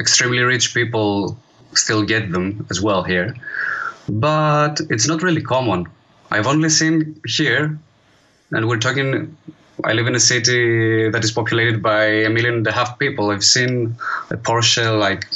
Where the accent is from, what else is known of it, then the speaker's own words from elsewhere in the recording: Greece; also born or lived in Edinburgh; there were many opportunities to play live here in my hometown